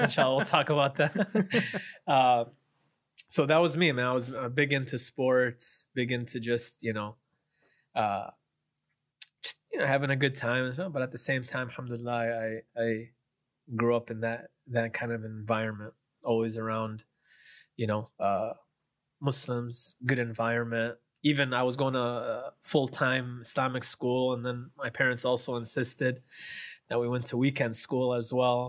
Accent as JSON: {"language": "English", "town": "Chicago", "region": "Illinois", "country": "United States", "tie": "born or raised there", "also_born_or_lived": "Kalamazoo, Michigan / Madinah, Saudi Arabia", "said": "I grew up in the, in the Chicago suburbs for, for my whole life"}